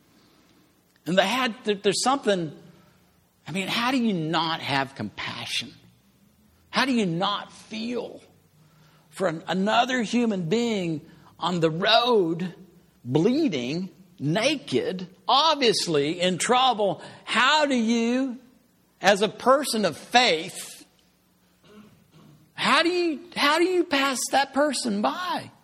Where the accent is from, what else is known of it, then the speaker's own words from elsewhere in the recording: Amarillo, Texas, United States; moved away as an adult; also born or lived in Austin, Texas; I came from Amarillo.